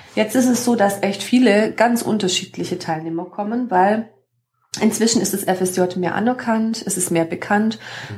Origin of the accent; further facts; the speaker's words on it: Überlingen, Baden-Württemberg, Germany; ich komme hier aus der Region vom Bodensee, von Überlingen